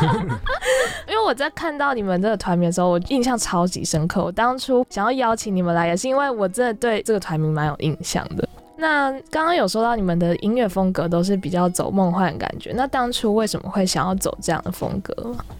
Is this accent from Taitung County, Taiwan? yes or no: no; Taichung, Taiwan; now in Taipei, Taiwan; 我是台中人